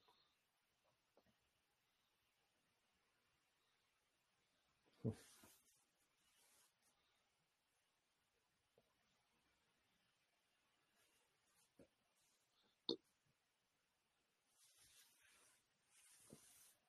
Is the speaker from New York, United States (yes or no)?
yes; New York, United States; Growing up in New York